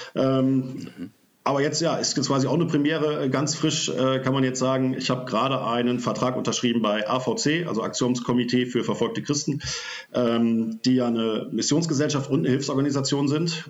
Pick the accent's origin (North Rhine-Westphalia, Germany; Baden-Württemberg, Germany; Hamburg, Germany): North Rhine-Westphalia, Germany; Oberbergischer Kreis, near Cologne; komme aus dem Oberbergischen in der Nähe von Köln